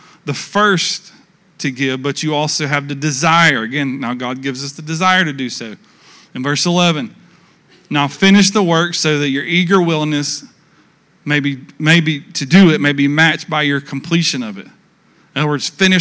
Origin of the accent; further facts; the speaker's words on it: United States; we're from the States